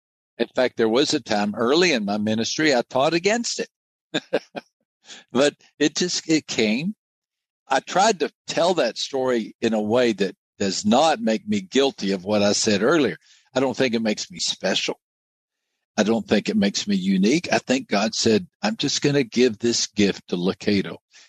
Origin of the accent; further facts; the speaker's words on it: United States; also born or lived in Brazil; growing up in the United States, I was trained in a secular mindset.